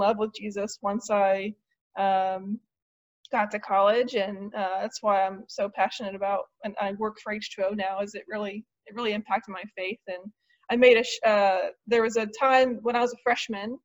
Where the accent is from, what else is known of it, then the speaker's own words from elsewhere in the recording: Marysville, Ohio, United States; moved away as an adult; also born or lived in Dayton, Ohio; now in Kent, United States; I was born in Dayton, but I grew up in Marysville, graduated from Marysville High School